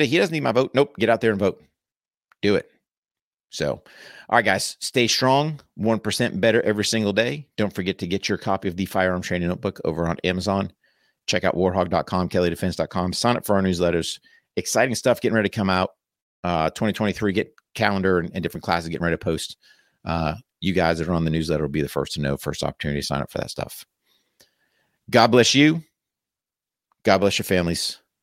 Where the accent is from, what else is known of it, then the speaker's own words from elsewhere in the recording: United States; us as American